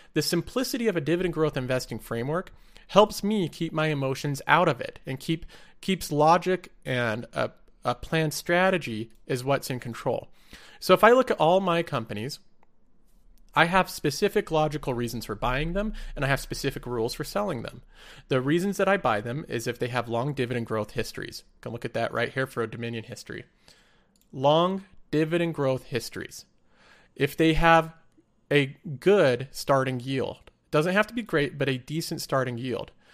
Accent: United States; I'm American

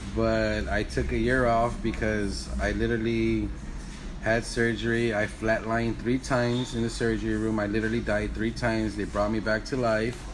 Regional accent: Wilmington, California, United States; also born or lived in Houston, Texas; I was born and raised in Wilmington. Went to Wilmington Park Elementary. Went to Wilmington Junior High, uh-huh. and then I went to Phineas Banning High School

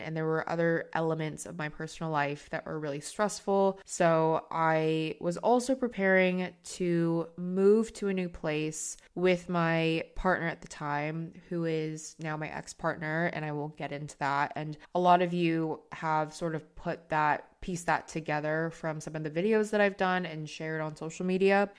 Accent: United States; now in London, United Kingdom; me as an American working in London

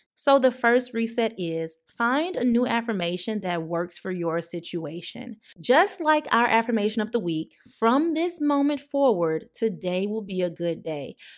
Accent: the South, United States; I'm also from the South

